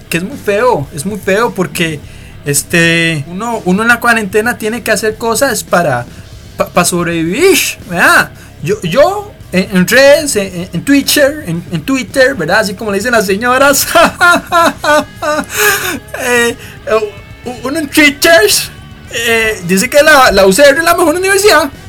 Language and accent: Spanish; Costa Rica; nosotros somos bien ticos, ¿verdad?